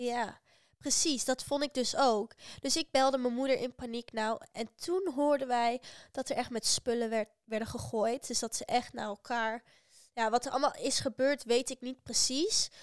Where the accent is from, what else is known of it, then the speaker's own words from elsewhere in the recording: Netherlands; uit Nederland